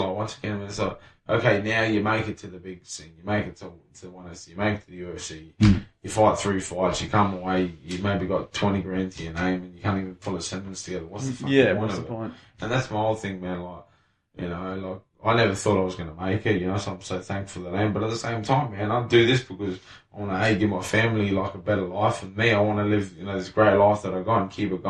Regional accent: Salisbury, South Australia, Australia; I'm a kid from Salisbury

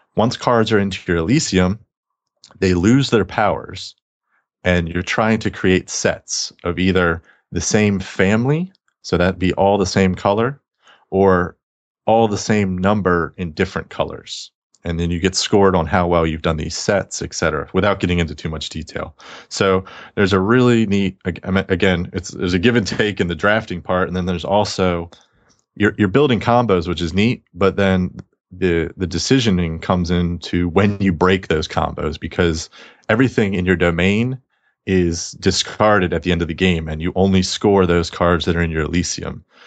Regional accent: the South, United States; I'm from the South

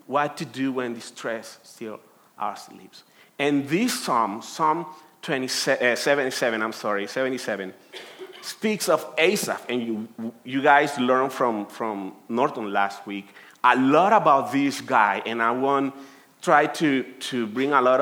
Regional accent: Colombia; English is a second language; moved away as an adult; now in United States; I'm from Colombia, and I have been here in the United States for 13 years

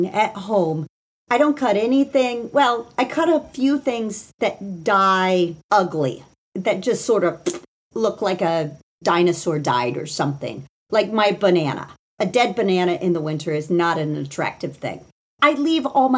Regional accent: Indiana, United States; now in Washington, DC, United States; I grew up in Indiana.

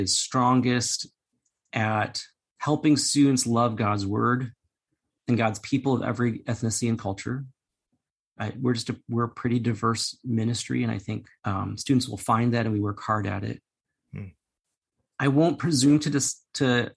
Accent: United States; I'm Chinese American

